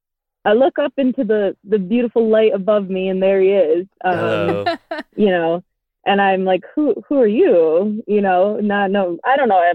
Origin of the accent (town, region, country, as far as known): West Michigan, United States; born or raised there